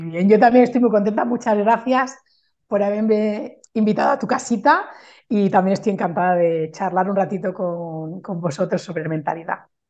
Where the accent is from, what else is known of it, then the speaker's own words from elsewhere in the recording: Barcelona, Catalonia, Spain; moved away as an adult; now in France; yo soy mm, de Barcelona, pero vivo en Francia desde hace 14 años